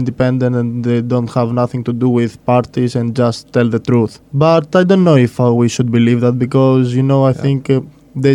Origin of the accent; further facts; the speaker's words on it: Greece; I am Greek, but I am also Italian too. My mother is Italian, my father is Greek.